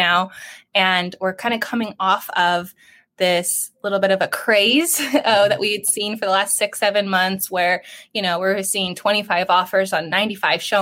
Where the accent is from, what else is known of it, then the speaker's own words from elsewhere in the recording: San Diego County, California, United States; I grew up locally here in San Diego County, and I graduated